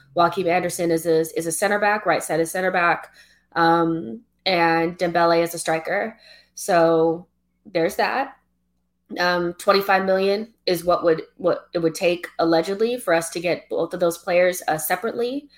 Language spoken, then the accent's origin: English; United States; I'm African American, you know, I don't have any like none of my family is like from any of the islands or Africa like closely